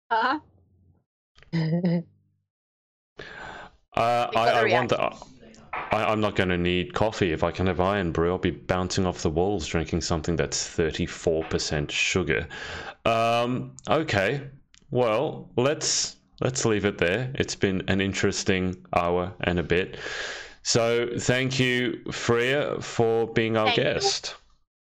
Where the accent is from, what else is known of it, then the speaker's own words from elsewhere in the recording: Australia; I'm Australian